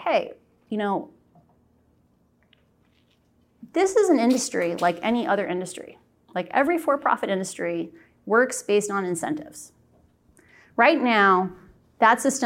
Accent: Iowa, United States; I'm a Midwesterner. I'm from Iowa, you know, Southern Canada

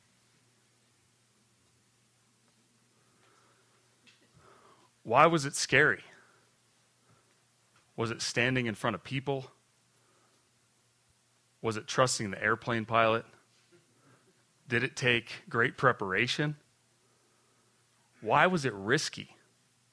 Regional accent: Aspen, Colorado, United States; I grew up here in Aspen, alumni of Aspen High School

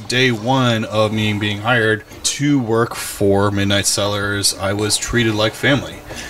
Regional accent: Chicago, Illinois, United States; moved away as an adult; now in Paso Robles, United States; Since I am from Chicago and I can't always go home

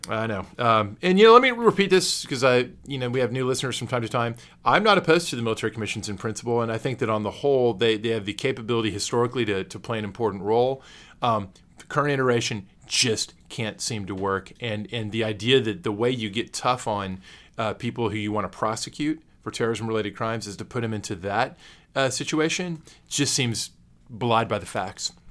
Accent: Texas, United States; I am a native Texan

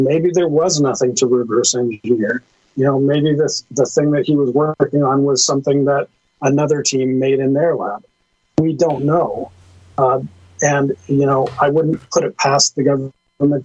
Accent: Canada; as a Canadian

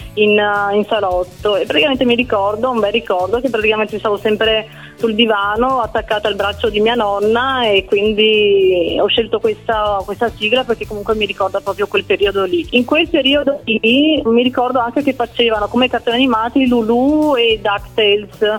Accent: Province of Venice, Veneto, Italy; also born or lived in Naples; Da piccola, perché i miei già lavoravano qua a Venezia e quindi ho sempre vissuto qui a Venezia

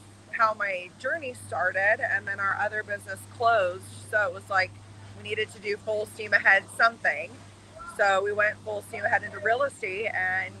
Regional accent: Arizona, United States; I'm born and raised in Arizona

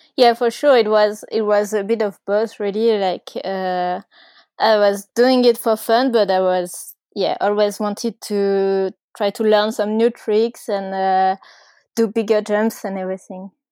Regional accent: Ardèche, Auvergne-Rhône-Alpes, France; I grew up in Ardèche, which is, uh, kind of south of France, but not too south

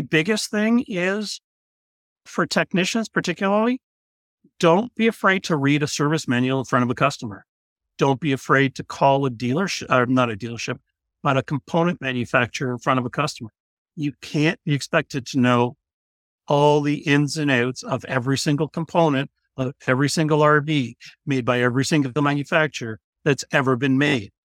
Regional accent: Canada; we're Canadian

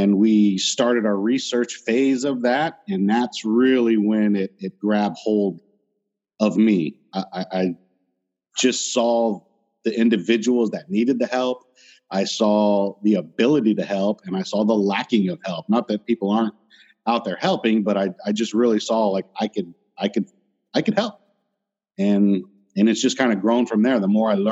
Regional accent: Florida, United States; I'm from Florida

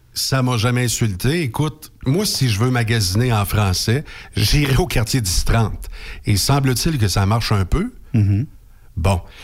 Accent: Quebec, Canada; first language French; je suis un francophone né au Québec, en Amérique du Nord.

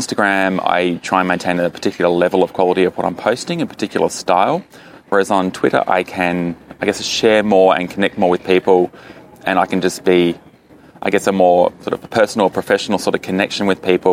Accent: Launceston, Tasmania, Australia; now in Hobart, Australia; I'm actually from Launceston, which is Tasmania's second city in the northern side

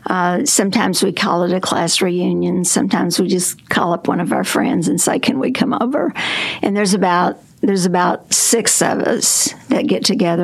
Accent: Concord, Arkansas, United States; A place called Concord, and it was between Heber Springs and Batesville

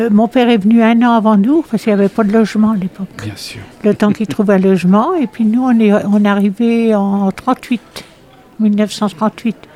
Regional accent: Trélazé, Pays de la Loire, France; born or raised there; also born or lived in Brittany

